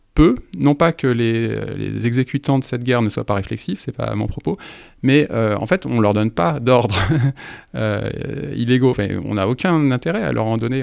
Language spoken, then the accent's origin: French; France; en tant que Français